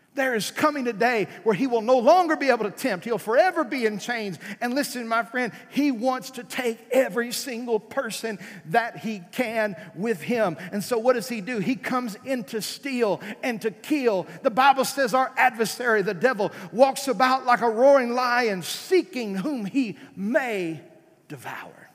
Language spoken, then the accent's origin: English; South Arkansas, United States; moved away; I was raised in South Arkansas